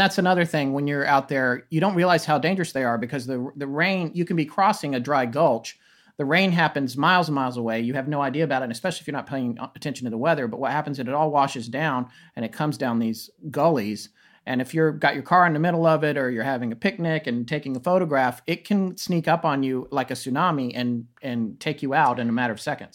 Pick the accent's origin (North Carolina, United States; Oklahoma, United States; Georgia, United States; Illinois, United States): North Carolina, United States; Raleigh; also born or lived in Death Valley, California / Denver, Colorado; I moved to Raleigh, North Carolina, which is where I consider myself as being from. I grew up more in North Carolina